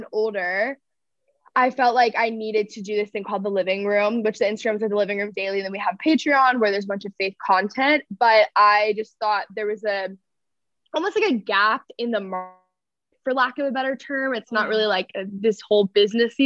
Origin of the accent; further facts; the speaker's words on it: Texas, United States; I grew up in Texas around like cultural Christianity